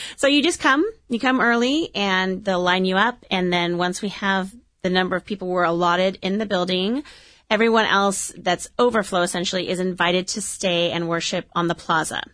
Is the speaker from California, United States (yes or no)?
yes; Orange, California, United States; I grew up in Orange, went to Holy Family, went to Orange High School